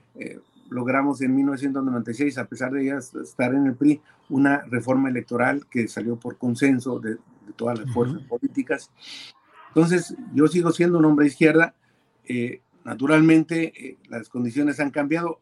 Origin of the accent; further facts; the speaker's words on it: Baja California, Mexico; como californiano y como ciudadano mexicano